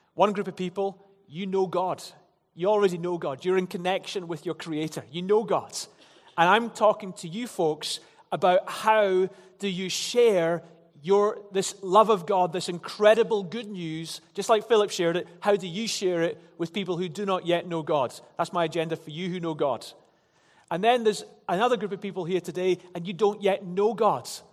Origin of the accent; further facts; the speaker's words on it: Glasgow, Scotland, United Kingdom; growing up in Glasgow